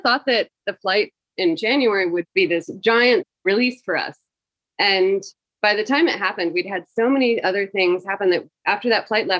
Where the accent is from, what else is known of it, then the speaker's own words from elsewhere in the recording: Tennessee, United States; moved away as an adult; now in Kabul, Afghanistan; I'm from Tennessee